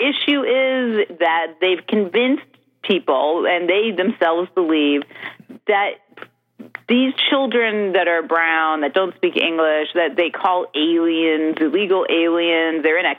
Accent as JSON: {"language": "English", "town": "Stamford", "region": "Connecticut", "country": "United States", "tie": "born or raised there", "said": "No, I grew up in Stanford."}